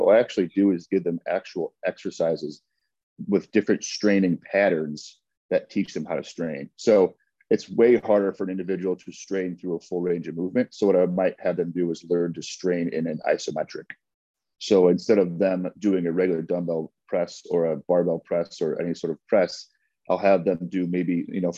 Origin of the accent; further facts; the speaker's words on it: Chicago, Illinois, United States; Born and raised in the city. Yep. Campbell, Warner, that north side of Chicago.